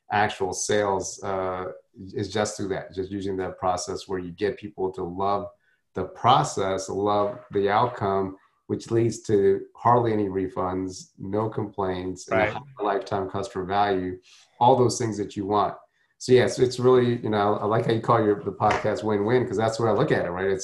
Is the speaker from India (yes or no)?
yes; South India, India; My you know I was from South Indian upbringing, so you now the thing with South Indians is we they're very conservative. So it's not like North Indians.